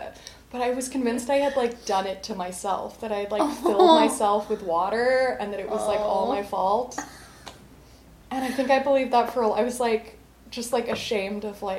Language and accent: English; Colorado, United States; Because I'm from Colorado, it's at a pretty high altitude